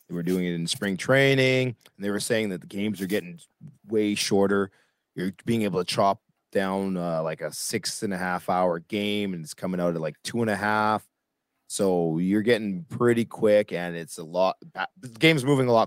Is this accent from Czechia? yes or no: no; Canada; accent: Canadian; make it from my Canadian accent